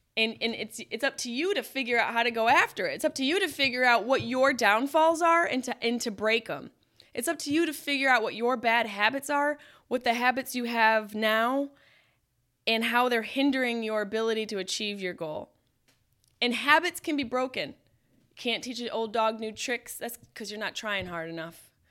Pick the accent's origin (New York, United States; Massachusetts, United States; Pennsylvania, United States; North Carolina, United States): New York, United States; Syracuse; my house where I grew up in Syracuse, New York